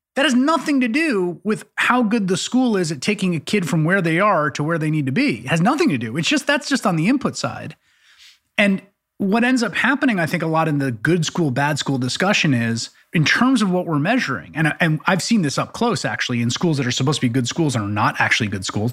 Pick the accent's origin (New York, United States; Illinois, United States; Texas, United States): New York, United States; New York City; growing up in the Bronx